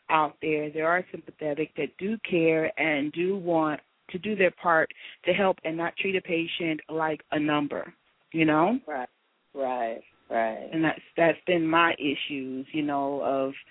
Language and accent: English; Tennessee, United States; born or raised there; moved away; also born or lived in Chicago